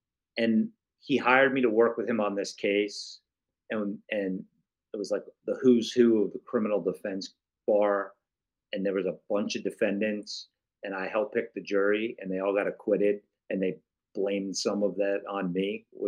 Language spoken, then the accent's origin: English; Florida, United States; also born or lived in New York; I was born in New York. We moved to Florida. I went back to New York because I wanted to write.